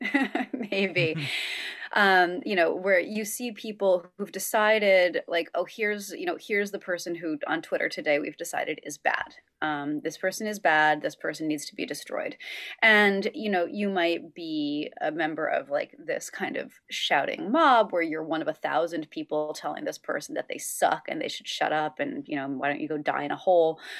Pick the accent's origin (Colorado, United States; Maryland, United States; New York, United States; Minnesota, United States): New York, United States; upstate; a state trooper in my hometown of upstate New York